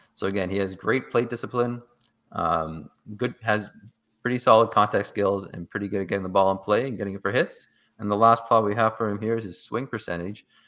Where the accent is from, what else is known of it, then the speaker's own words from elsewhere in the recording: Toronto, Ontario, Canada; I am from Toronto